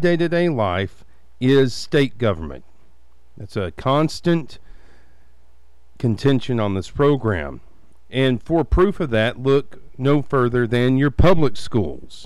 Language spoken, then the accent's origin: English; Abernathy, Texas, United States; I graduated from a school with 57 at Abernathy Independent School District